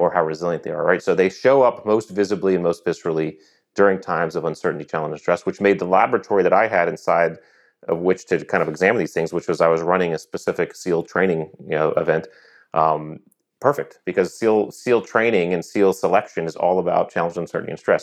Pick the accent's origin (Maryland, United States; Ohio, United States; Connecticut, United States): Connecticut, United States; moved away as an adult; I grew up in Connecticut